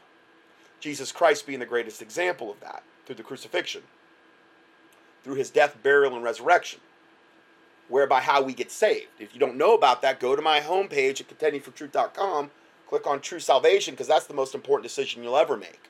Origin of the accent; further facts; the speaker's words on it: United States; moved away; in my hometown, there was like 140 chiropractors in Lee County